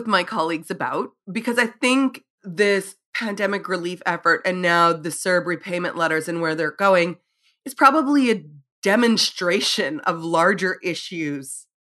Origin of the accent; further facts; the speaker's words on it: Saskatchewan, Canada; now in Manitoba, Canada; I'm from Northern Saskatchewan and then I live in Manitoba.